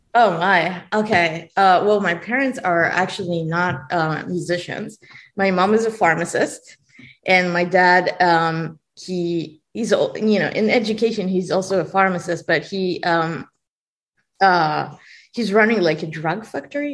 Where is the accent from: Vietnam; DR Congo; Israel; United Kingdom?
Israel; English is a second language; moved away; i was born in israel and i did not speak english